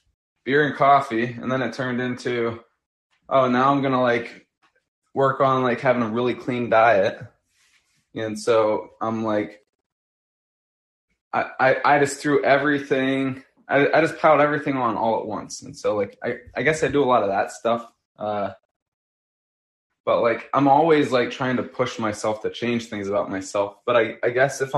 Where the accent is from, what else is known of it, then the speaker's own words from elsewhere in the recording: Pennsylvania, United States; We grew up in Pennsylvania